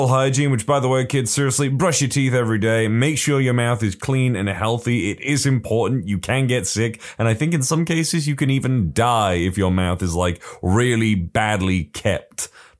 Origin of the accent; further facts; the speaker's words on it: Russia; English is a second language; I even tried in Russian. I am from Russia, but I am not very good at composing stories.